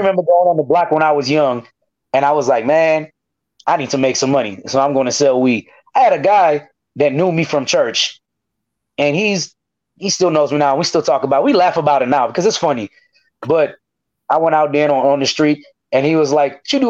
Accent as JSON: {"language": "English", "country": "United States", "tie": "born or raised there", "said": "I'm from McNair"}